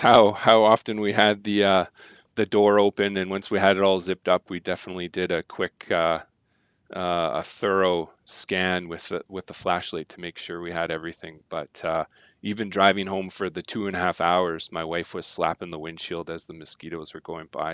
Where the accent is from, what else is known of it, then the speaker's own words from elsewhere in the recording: Surrey, British Columbia, Canada; now in Trail, Canada; grew up in Surrey. mean streets of Surrey.